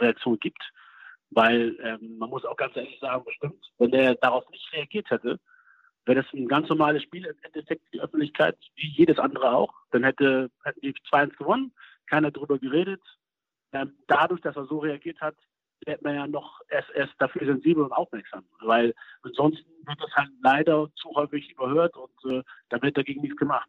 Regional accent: Germany; ich bin in Deutschland äh, aufgewachsen, geboren

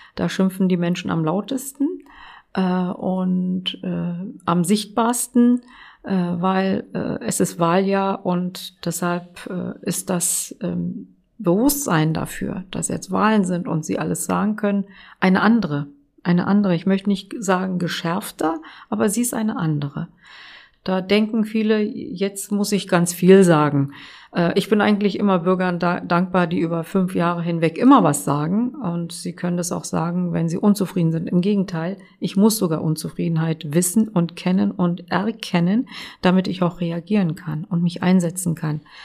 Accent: Berlin, Germany; also born or lived in Kilis, Turkey; ich bin eine Berlinerin und ich bin auch eine deutsche Politikerin und habe einen muslimischen Hintergrund, habe einen türkischen Namen.

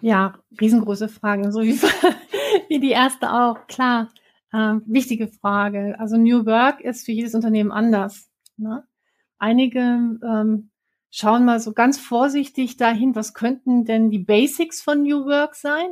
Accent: Werther, North Rhine-Westphalia, Germany; also born or lived in Bielefeld; Ich bin am Teuto groß geworden, irgendwo entlang der Hermannshöhen zwischen Bielefeld und Bockelthausen

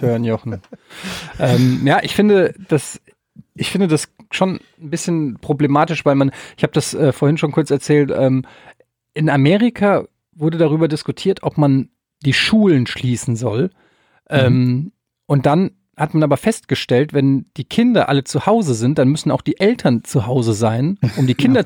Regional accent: Germany; Wir als Deutsche

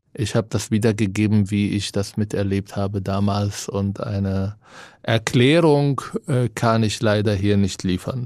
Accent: Israel; German is a second language; moved away as an adult; now in Germany; Ich bin in Israel geboren, aufgewachsen.

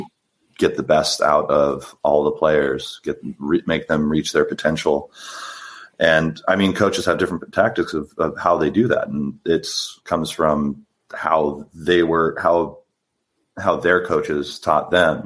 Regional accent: San Diego, California, United States; I'm from San Diego. Uh, I grew up. I played for my for my local high school

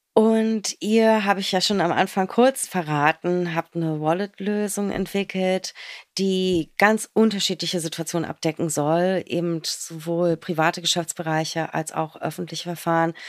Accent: Berlin, Germany

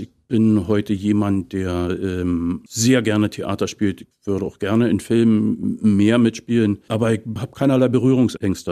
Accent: Potsdam, Brandenburg, Germany; Ich bin ja gebürtiger Brandenburger, mhm. geboren in Potsdam

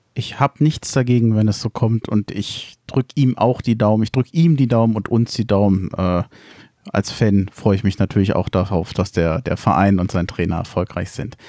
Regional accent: Berlin, Germany; moved away as an adult; now in Frankfurt am Main, Germany; Ich komme ursprünglich aus Berlin-Reinickendorf. Mich hat es vor mittlerweile 13 Jahren aus beruflichen Gründen nach Frankfurt am Main verschlagen.

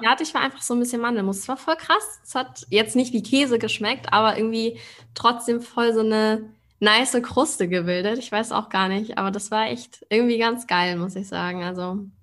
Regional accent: Hamburg, Germany; now in Berlin, Germany; Ich komme ja auch aus Hamburg ursprünglich

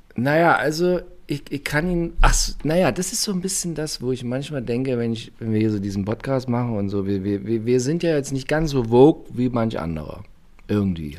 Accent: East Germany, Germany; ich bin aus der DDR

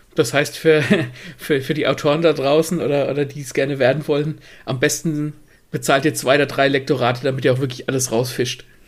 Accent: Gelnhausen, Hesse, Germany; moved away; Das ist ungefähr die Ecke, wo ich ursprünglich herkomme

